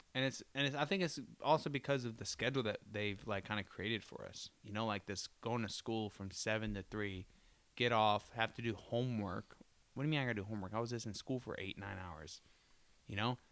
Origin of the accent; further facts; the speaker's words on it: Florida, United States; now in Detroit, United States; I'm from Florida.